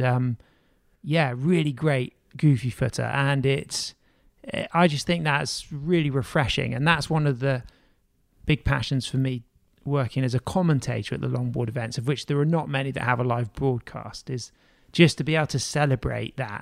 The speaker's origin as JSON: {"language": "English", "country": "United Kingdom", "said": "as a British surfer"}